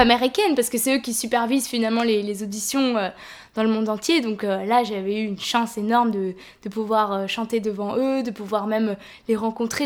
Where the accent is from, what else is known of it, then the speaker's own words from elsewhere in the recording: France; en tant que française